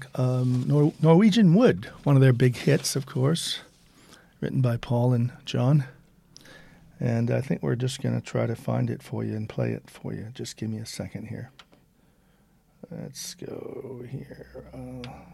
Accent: Eugene, Oregon, United States; now in Liverpool, United Kingdom; while being a Liverpool resident, um, but not originally from Liverpool, I grew up in Eugene, Oregon

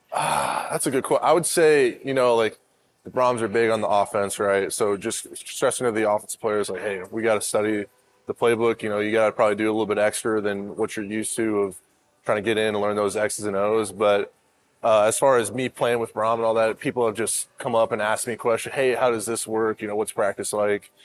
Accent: Arizona, United States; I'm from Arizona

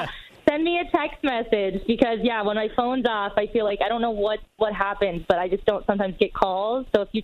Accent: East Coast, United States; We're both from the East Coast.

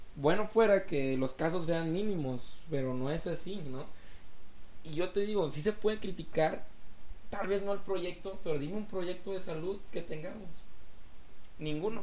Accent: Mexico; nosotros como pueblo mexicano

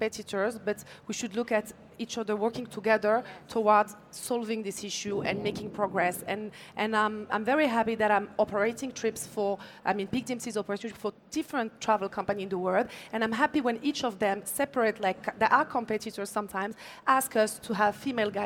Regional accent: Canada; also born or lived in France; now in Morocco; growing up in Canada, lived in France for many years, came back to Morocco

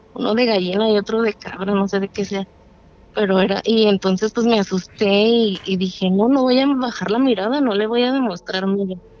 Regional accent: Durango, Mexico; now in Tlajomulco de Zúñiga, Mexico; Yo soy de Durango, pero vivo en Jalisco

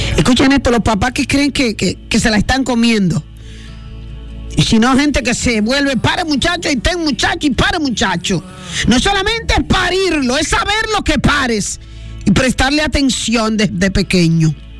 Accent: Dominican Republic; en el puerto, lugar de donde soy

